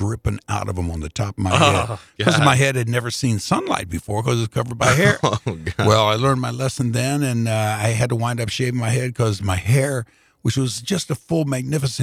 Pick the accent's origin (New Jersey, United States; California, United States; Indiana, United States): Indiana, United States; Indianapolis; I was working for WNAP Radio in Indianapolis at the time